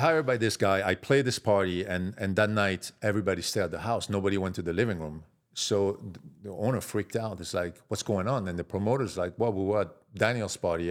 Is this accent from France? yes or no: yes; Marseille, Provence-Alpes-Côte d'Azur, France; accent: French; moved away; I'm from Marseille, south of France.